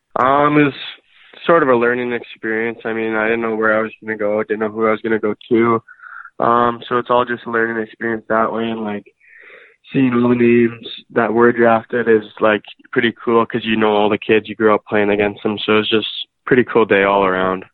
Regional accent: St. Albert, Alberta, Canada; grew up in St. Albert, and I'm still living there.

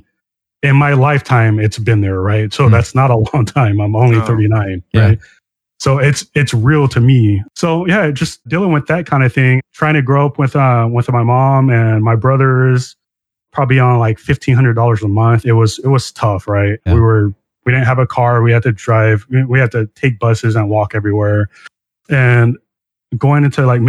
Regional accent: Long Beach, California, United States; I grew up in Long Beach, California

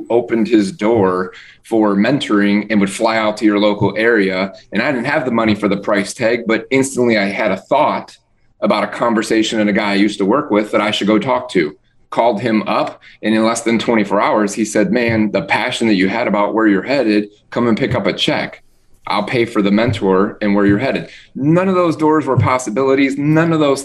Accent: Midwest, United States; now in Florida, United States; Living in Florida, I grew up in the Midwest

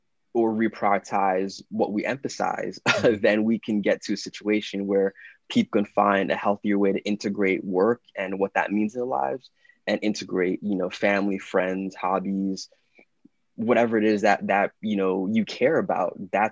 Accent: London, United Kingdom; born there; I was born in London.

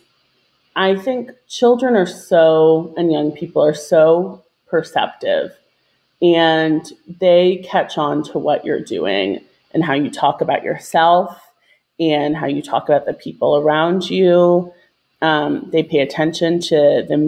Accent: Virginia, United States; moved away as an adult; also born or lived in New York City, United States; I grew up in Virginia. I'm currently living in Richmond, Virginia

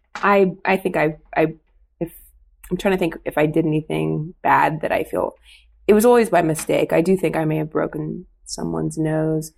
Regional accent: Oakwood, Ohio, United States; moved away; I'm from Dayton, Ohio

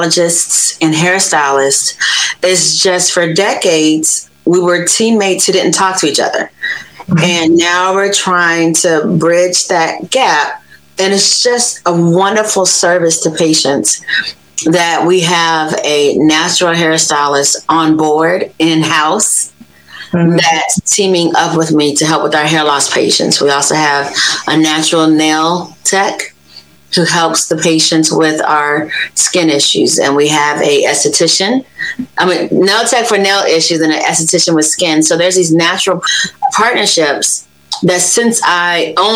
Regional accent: Los Angeles, California, United States; moved away as an adult; also born or lived in Cincinnati, Ohio / Washington, D.C. / Baltimore area, Maryland; I am from Los Angeles, California, grew up in South Central

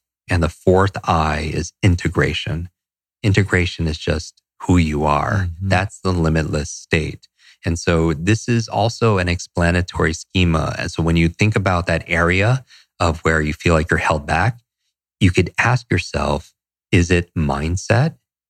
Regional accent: Northeast, United States; And I grew up in the Northeast. I despise the cold, but I still do it.

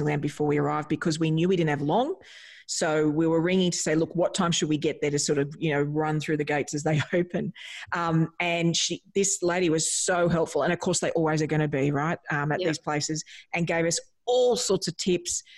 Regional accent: Australia; as an Australian

